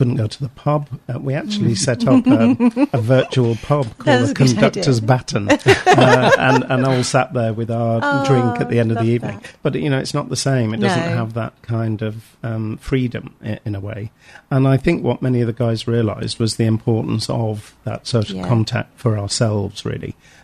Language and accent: English; St Helens, North West England, United Kingdom; A guy from I'm from St. Helens in Lancashire